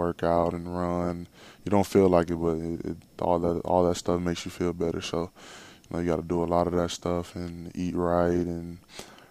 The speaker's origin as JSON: {"language": "English", "town": "Jacksonville", "region": "Florida", "country": "United States", "tie": "born or raised there", "said": "I just grew up in Jacksonville"}